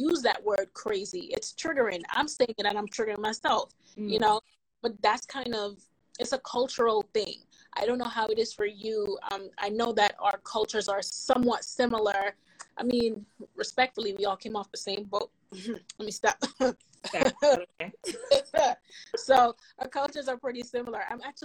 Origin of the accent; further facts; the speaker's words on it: Jamaica; accent: Jamaican; moved away; when I was in school back home in Jamaica